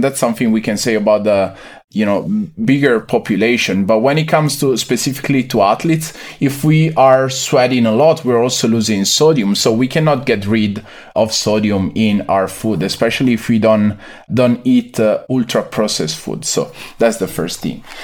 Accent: near Venice, Veneto, Italy; moved away as an adult; also born or lived in Milan, Italy; now in United States; I was born and raised in the Veneto region, a few kilometers from the, the city of, uh, Venice, Venezia, in Italy

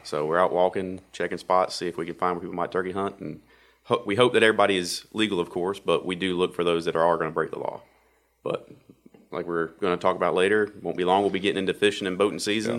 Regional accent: Wake County and Johnston County, North Carolina, United States; I grew up in Wake County, Wake County and Johnson County

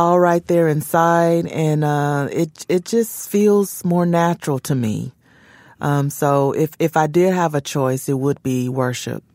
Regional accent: Memphis, Tennessee, United States; there's a place in Memphis, which is my hometown

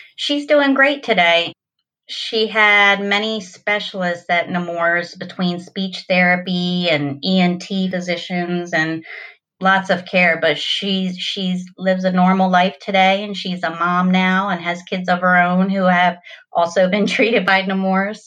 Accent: Delaware, United States; I was born and raised in Delaware my whole life

